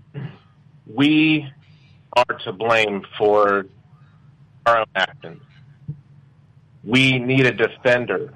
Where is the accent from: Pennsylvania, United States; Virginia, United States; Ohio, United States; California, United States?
Virginia, United States; Richmond; I'm from Richmond, Virginia